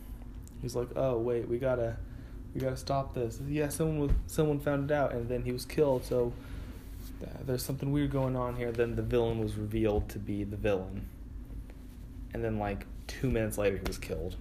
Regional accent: California, United States; I'm Californian

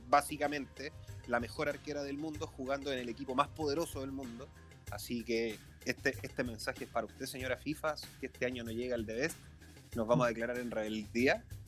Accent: Chile; bien sabemos los chilenos

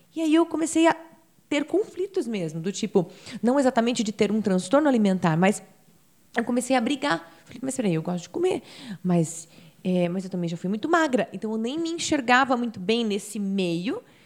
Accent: Campinas, São Paulo, Brazil; moved away as an adult; now in United States; eu nasci em Campinas e tenho 38 anos

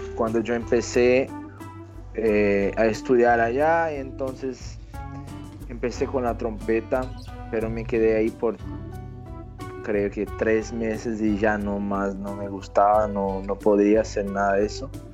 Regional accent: Brazil; Spanish is a second language; yo soy brasileño, tengo 34 años

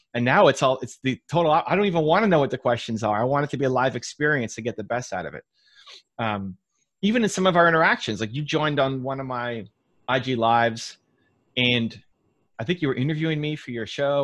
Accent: Toronto, Ontario, Canada; my hometown team, the Toronto Blue Jays

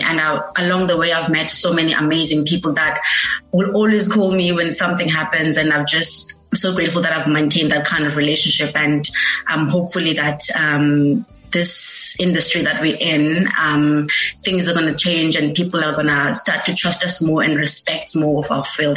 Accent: Eastern Cape, South Africa; moved away as an adult; now in Cape Town, South Africa; I'm from the Eastern Cape. I moved to Cape Town in 2019, searching for greener pastures

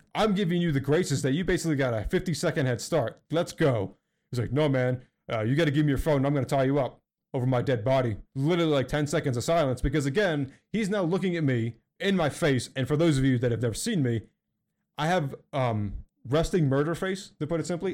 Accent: Philadelphia, Pennsylvania, United States; I'm from Philly

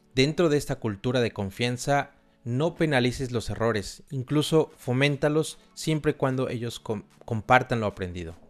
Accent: Xalapa, Veracruz, Mexico; moved away as an adult; also born or lived in Argentina / Vienna, Austria; No nací en una gran urbe, en realidad nací en una ciudad muy cultural pero bastante pequeña llamada Jalapa

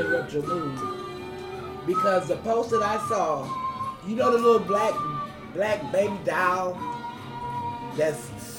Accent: Missouri, United States; I'm from Missouri, the show me state.

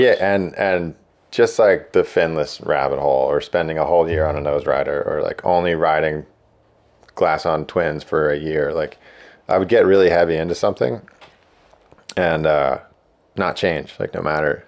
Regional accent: Blairstown, New Jersey, United States; also born or lived in Long Beach Island, New Jersey; I grew up in Blairstown, like, almost, uh, almost Poconos

